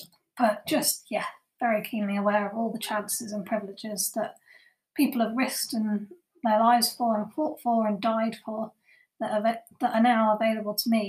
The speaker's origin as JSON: {"language": "English", "region": "England", "country": "United Kingdom", "tie": "born or raised there", "said": "I was born in Britain, in England"}